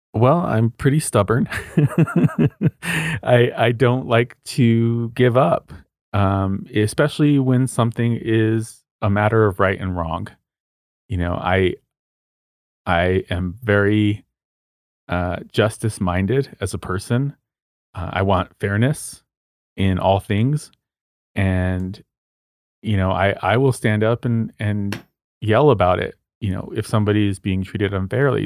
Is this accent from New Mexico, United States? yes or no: yes; Socorro, New Mexico, United States; my hometown is called Socorro, which is about seventy miles north of Truth or Consequences